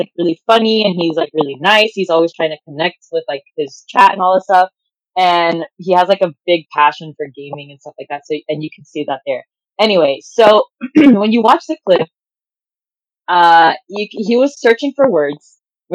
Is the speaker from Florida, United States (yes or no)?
yes; Miami, Florida, United States; I'm from Miami